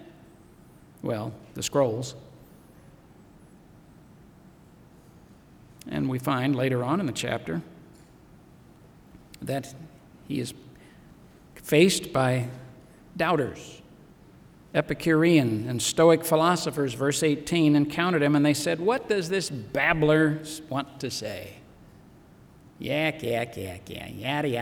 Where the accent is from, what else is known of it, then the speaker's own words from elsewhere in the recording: Missouri, United States; moved away; I was originally from the state of Missouri. I was born in Missouri